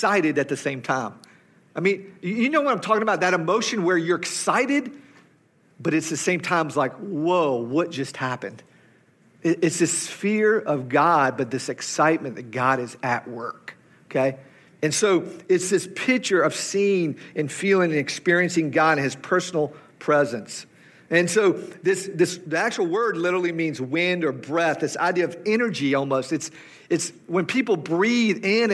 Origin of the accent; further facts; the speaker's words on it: the South, United States; accent: southern; my southern accent